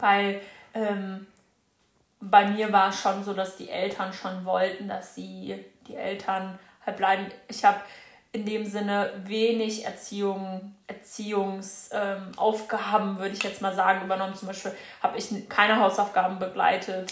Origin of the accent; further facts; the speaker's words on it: Germany; bei uns in Deutschland